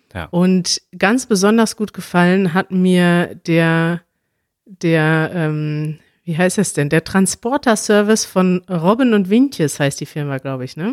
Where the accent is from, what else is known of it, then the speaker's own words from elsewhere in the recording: Münster, North Rhine-Westphalia, Germany; now in Berlin, Germany; in einer Stadt wie Münster bin, meiner Heimatstadt